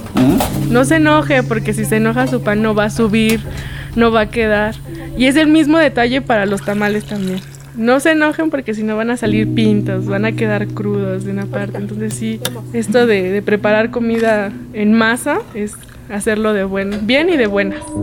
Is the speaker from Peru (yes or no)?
no; Mexico; nos enorgullece como mexicanos